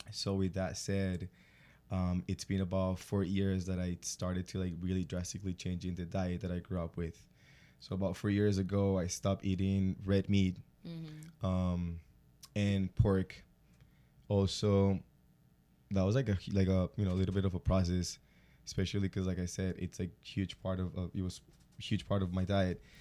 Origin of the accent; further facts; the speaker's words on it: Colombia; moved away as an adult; now in United States; born and raised in Colombia, I feel like we have a pretty heavy diet on carbs